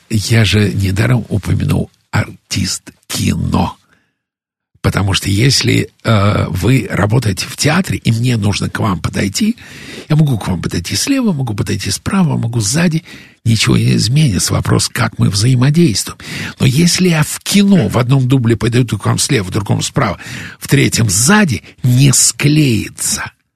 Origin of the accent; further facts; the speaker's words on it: Russia; also born or lived in United States; из России